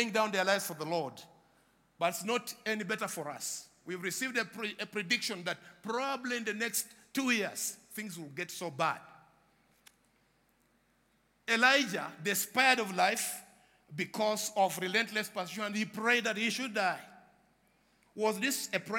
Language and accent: English; Uganda; I come from Uganda